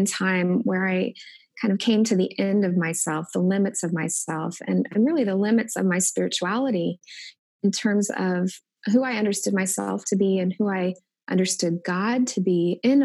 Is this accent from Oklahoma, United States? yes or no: no; Indianapolis, Indiana, United States; moved away as an adult; also born or lived in Wilmore, Kentucky; now in Omaha, United States; Growing up in Indianapolis, we attended church at least 3 times a week